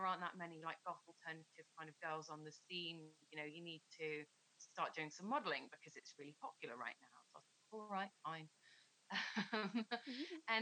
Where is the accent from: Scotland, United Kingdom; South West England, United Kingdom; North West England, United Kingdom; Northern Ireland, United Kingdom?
South West England, United Kingdom; Plymouth; I grew up in Plymouth